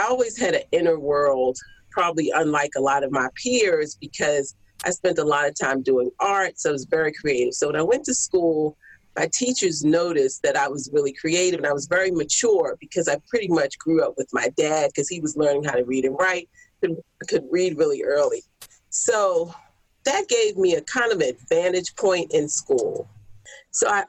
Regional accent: Baltimore, Maryland, United States; I'm from Baltimore

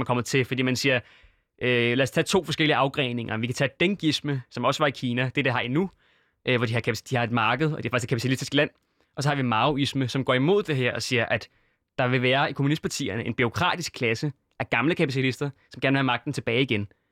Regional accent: Syria; i Syrien, hvor jeg er fra

